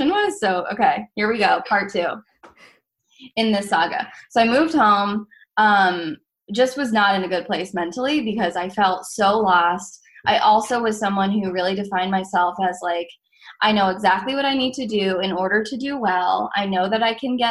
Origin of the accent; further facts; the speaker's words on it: Massachusetts, United States; I grew up in Massachusetts